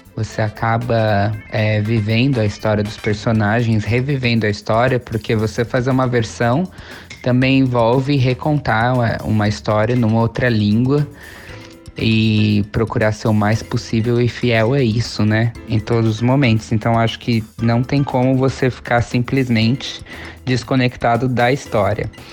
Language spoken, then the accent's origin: Portuguese; São Paulo, Brazil; moved away as an adult; now in Vancouver, Canada; eu sou de São Paulo